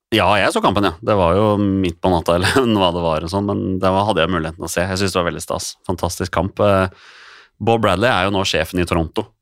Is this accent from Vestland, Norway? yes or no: no; Oslo, Norway; Jeg vokste jo opp som Skeid-gutt. Jeg spilte jo for Skeid siden jeg var seks år, og jeg er fra Torshov sjøl